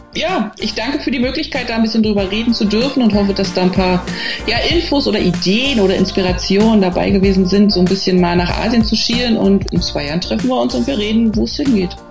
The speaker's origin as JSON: {"language": "German", "country": "Germany", "moved": "yes", "lives_now": "China", "said": "bei uns in, in, im Rewe oder so, also in Deutschland"}